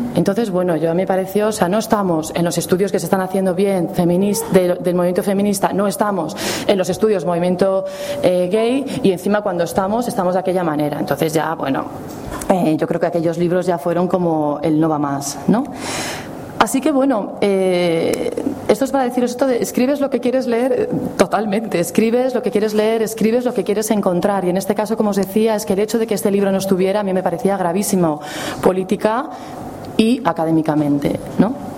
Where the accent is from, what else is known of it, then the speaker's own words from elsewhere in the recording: Madrid, Community of Madrid, Spain; Yo, como soy de Madrid